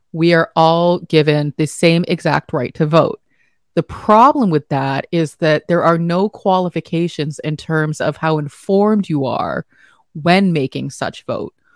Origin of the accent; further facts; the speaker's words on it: United States; as an American